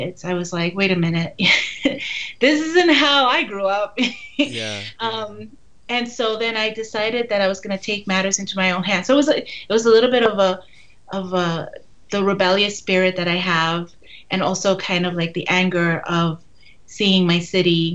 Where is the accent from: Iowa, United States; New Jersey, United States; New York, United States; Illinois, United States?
New York, United States; New York City; I'm from Brooklyn, and right. my family were Dominican immigrants.